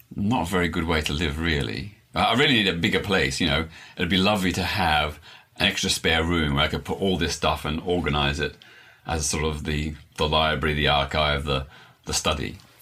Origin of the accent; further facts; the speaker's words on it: Melbourne, Victoria, Australia; I was born in Melbourne, Australia in 1952, so just seven years after the end of the Second World War.